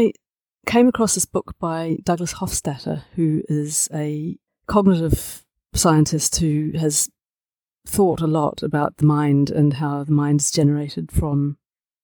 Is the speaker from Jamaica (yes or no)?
no; Dunedin, Otago, New Zealand; moved away as an adult; also born or lived in Edinburgh; I grew up in Dunedin, which is this little city on the far side of the world.